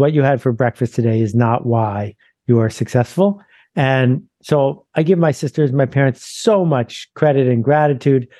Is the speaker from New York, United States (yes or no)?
yes; Mount Vernon, New York, United States; born or raised there